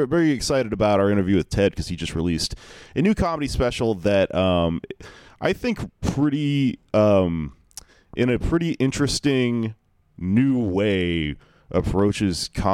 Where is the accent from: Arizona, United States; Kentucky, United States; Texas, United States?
Texas, United States; Houston; also born or lived in Austin, Texas; now in New York, United States; I'm from Houston